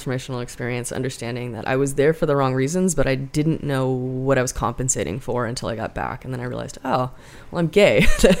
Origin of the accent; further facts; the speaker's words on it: Long Beach, California, United States; now in Portland, United States; I grew up in Long Beach. You know, most of my friends from my original neighborhood